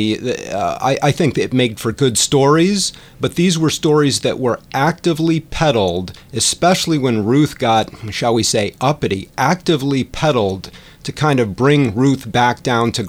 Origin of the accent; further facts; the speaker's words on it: Storrs, Connecticut, United States; Grew up in New England, actually, in eastern Connecticut, Storrs, Connecticut